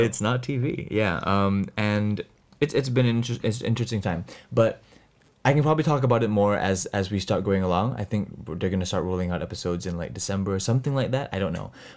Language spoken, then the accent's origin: English; Singapore; we, we are both from Singapore. We both live in Singapore.